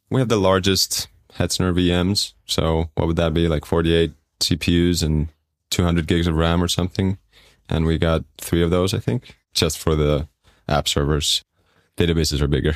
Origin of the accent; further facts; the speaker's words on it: Estonia; moved away as an adult; also born or lived in London; I'm from Estonia